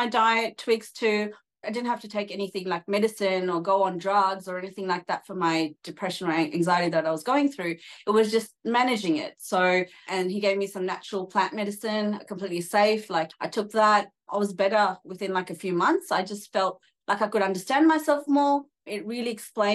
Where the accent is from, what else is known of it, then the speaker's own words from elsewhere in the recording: Australia; also born or lived in Sydney, Australia; I'm Australian, so I live in Sydney, Australia, and have an Indian background. And I was raised in a very Indian way, but I never connected to my roots.